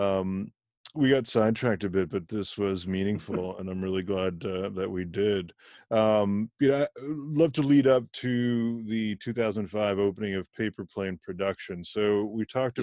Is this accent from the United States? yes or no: no; Germany; I was born in Germany to parents of Indian origin